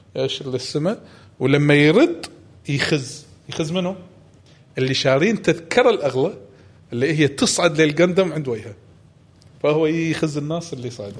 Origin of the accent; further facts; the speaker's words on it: Kuwait; ما عندنا بالكويت هذا